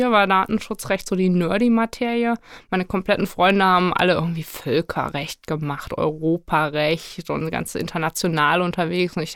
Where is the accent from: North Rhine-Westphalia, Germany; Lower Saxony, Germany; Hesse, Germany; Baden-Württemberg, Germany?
North Rhine-Westphalia, Germany; Cologne; Ich freue mich hier zu sein, auch wenn es Düsseldorf ist und man als Kölner natürlich äh, wahnsinnig gerne in die andere Stadt kommt.